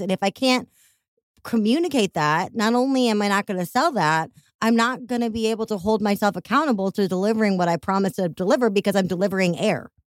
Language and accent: English; Chicago, Illinois, United States; accent: Chicago; my Chicago accent